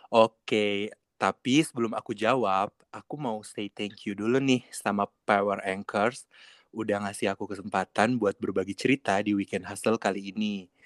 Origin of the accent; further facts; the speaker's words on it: Sulawesi, Indonesia; Sehingga mendengar kita-kita nih orang Sulawesi ngomong yang bicaranya jauh berbeda.